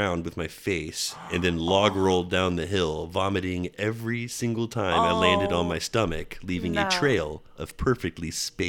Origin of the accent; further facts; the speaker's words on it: New York, United States; You know who I am. I'm from New York. Let me back into the country.